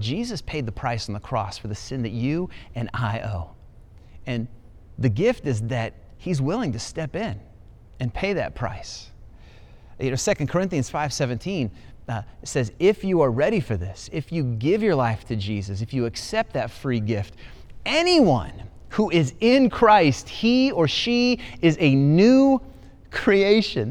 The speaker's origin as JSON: {"language": "English", "region": "Ohio", "country": "United States", "tie": "born or raised there", "moved": "yes", "said": "I'm an Ohio boy. I was born in Ohio, lived so many years in Ohio"}